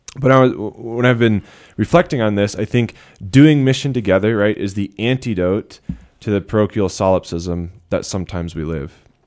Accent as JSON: {"language": "English", "country": "United States"}